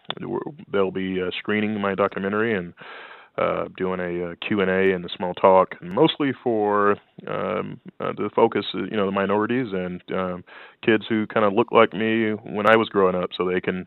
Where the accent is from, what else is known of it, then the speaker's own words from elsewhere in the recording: Louisiana, United States; my life growing up in Louisiana